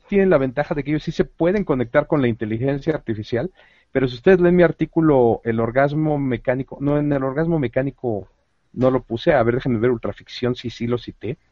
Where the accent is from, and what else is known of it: Mexico